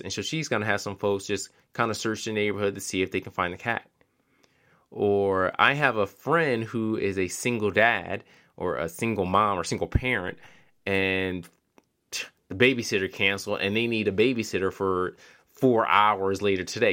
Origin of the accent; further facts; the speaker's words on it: Philadelphia, Pennsylvania, United States; moved away; also born or lived in Charlotte, North Carolina; I'm from Philadelphia originally